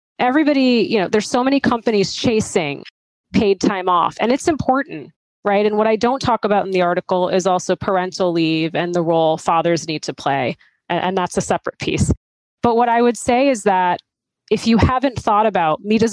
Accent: outside of Boston, Massachusetts, United States; I grew up outside of Boston

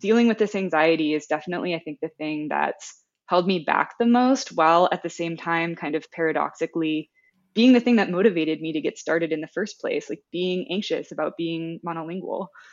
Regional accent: United States; accent: American; first language English; being an American who pretty much only knows other monolingual Americans

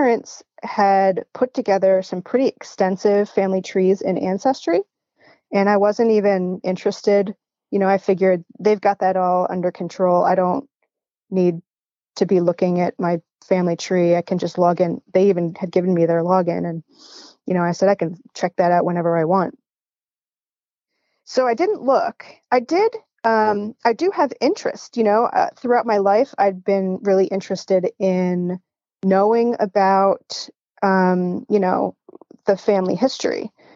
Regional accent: outside Philadelphia, Pennsylvania, United States; now in Northern Michigan, United States; I currently live in Northern Michigan, but I grew up outside Philadelphia

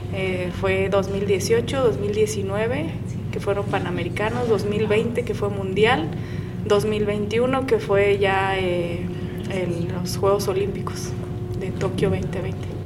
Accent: Guadalajara, Jalisco, Mexico; Soy Tapatía, soy de Guadalajara, Jalisco, orgullosa mexicana

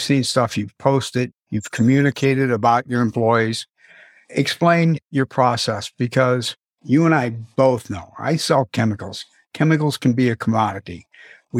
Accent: St. Louis, Missouri, United States; moved away as an adult; I'm originally from St. Louis, Missouri.

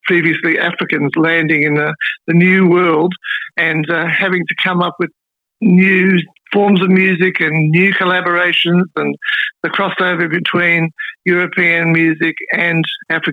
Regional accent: Melbourne, Victoria, Australia; moved away as an adult; also born or lived in Sydney / Brisbane / East Gippsland; Up Melbourne, and I'm back in Melbourne. I was, my first 3 decades of my life were based in Melbourne

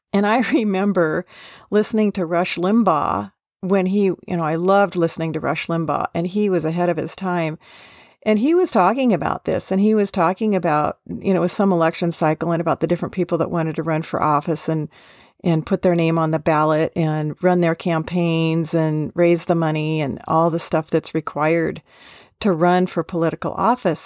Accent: Seattle, Washington, United States; I was born in Seattle

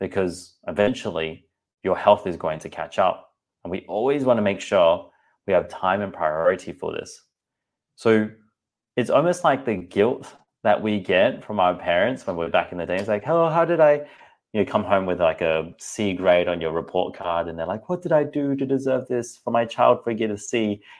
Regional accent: Singapore; I'm like, I'm not sure if you realize, but I'm also Asian too. I'm from Singapore. I eat rice and noodles.

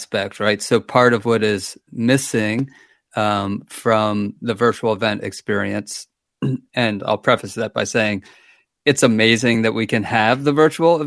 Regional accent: Baltimore, Maryland, United States; moved away as an adult; also born or lived in Asheville, North Carolina; now in Waynesville, United States; I'm originally from Baltimore, Maryland, and we moved to Asheville about 10 years

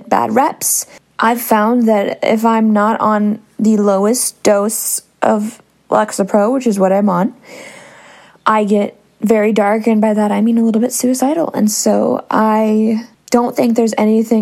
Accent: Northern California, United States; also born or lived in San Diego, California; I am from Northern California

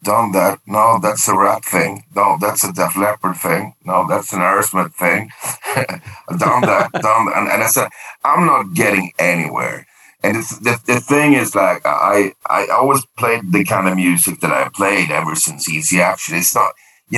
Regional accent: Sweden; first language Swedish; English is a second language; I did a native Swedish album, singing in Swedish

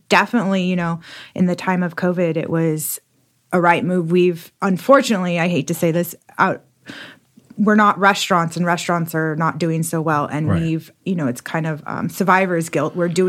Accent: California, United States; now in Austin, United States; No, I'm originally from California, but I've lived all over the, okay, United States. So I made my way here about 5 years ago

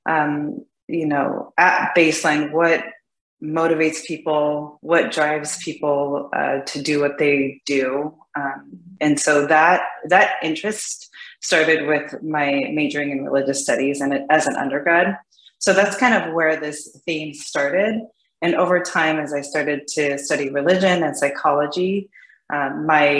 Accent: California, United States; moved away as an adult; now in Seattle, United States; Originally I'm from California

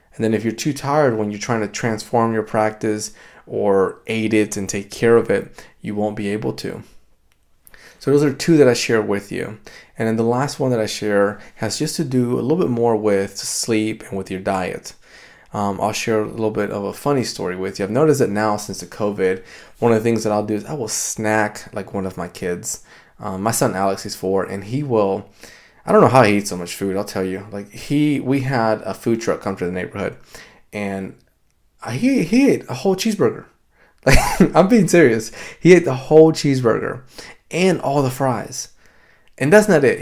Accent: Dominican Republic; now in United States; I grew up in the Dominican Republic

